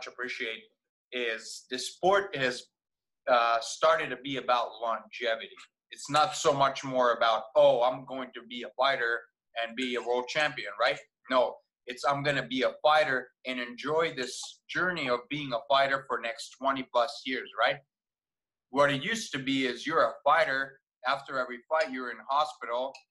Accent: Vojvodina, Serbia; now in United States; Growing up in Serbia, I mostly grew up with just Serbians around me, like 99%, right? Maybe a little bit of Hungarians because we border with them on the north, which is where I grew up

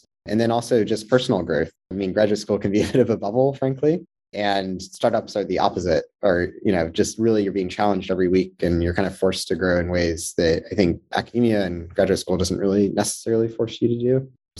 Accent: Georgia, United States; moved away as an adult; So I'm actually from Georgia originally, although I don't have the accent, so it'd be hard to guess. Grew up in Georgia, just north of Atlanta for the first 18 years of my life

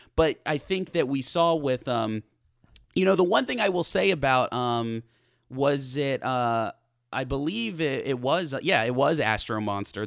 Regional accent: United States; as an American person

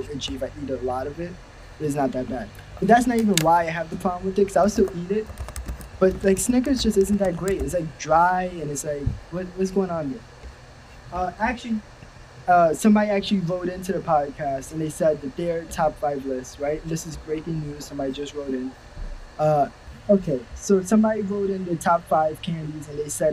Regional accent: New York City, New York, United States; I'm from Manhattan, and I think I got a completely different experience while trick-or-treating

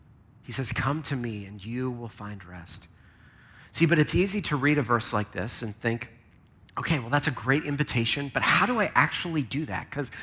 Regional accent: Lancaster, Pennsylvania, United States; Now, I grew up in Lancaster, which is where there's tons of farms in Lancaster.

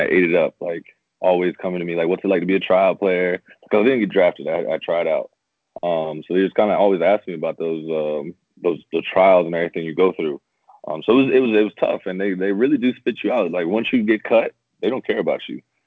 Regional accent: Jacksonville, Florida, United States; I was from Jacksonville, um, and then I went back to my hometown team to play there

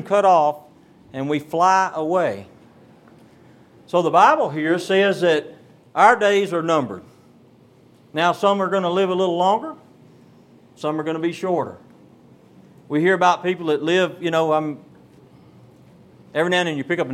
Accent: Beaumont, Texas, United States; Down in our part of the country, I'm from Beaumont, Texas, and we have a lot of oil refineries down that way

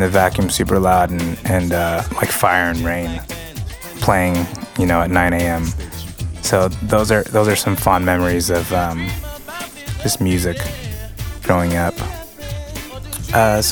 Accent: San Diego, California, United States; also born or lived in National City, California; I moved from National City to Paradise Hills at the time, so I didn't really have any friends from my elementary school

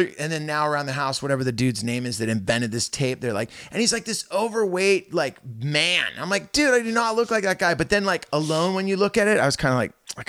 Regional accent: Santa Cruz, California, United States; like, every car I ever got into as a kid growing up, it was like the scent of patchouli, because I was growing up in Santa

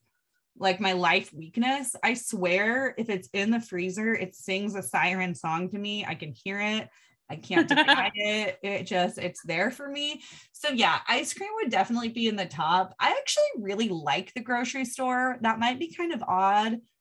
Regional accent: Washington, United States; I grew up in Washington State

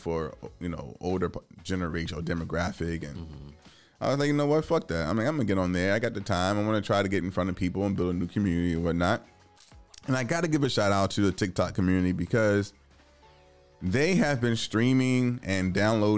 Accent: Richmond, Virginia, United States; now in Washington, DC, United States; I'm from Richmond

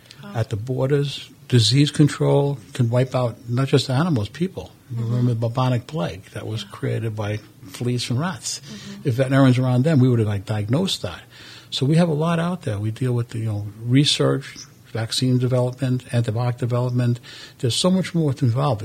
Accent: New York City, New York, United States; moved away as an adult; also born or lived in Italy; I was born in Brooklyn, New York. I went to school, raised over there, finished everything

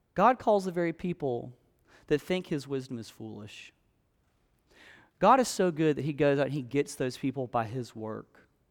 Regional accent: South Alabama, United States; moved away; I grew up in South Alabama, in a place that was really swampy, really hot, really humid

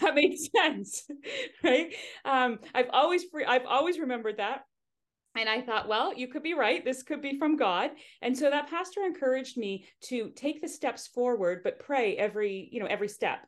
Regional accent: Hamilton, Ontario, Canada; I was born in Hamilton and, uh, so not too far from here.

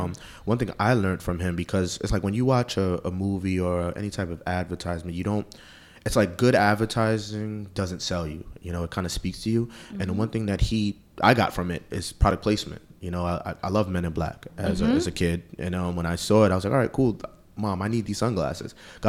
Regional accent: New York City, New York, United States; I'm from Queens.

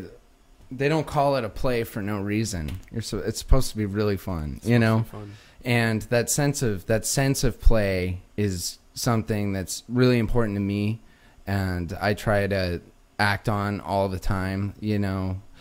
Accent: Pueblo, Colorado, United States; now in Los Angeles, United States; Yeah. Okay. Yeah. Southeast Colorado. I think people, when they hear Colorado, they think Aspen, think Kansas. It looks a lot more like Kansas. Small town.

